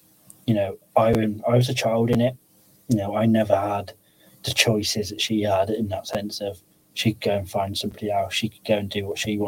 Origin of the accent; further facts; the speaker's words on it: Pershore, West Midlands, United Kingdom; moved away as an adult; now in Telford, United Kingdom; I moved up to Telford from Pershore.